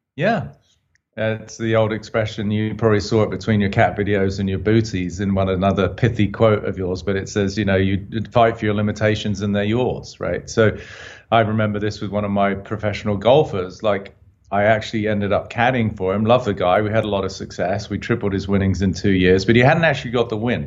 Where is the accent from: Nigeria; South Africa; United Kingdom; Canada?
United Kingdom; I'm obviously a Brit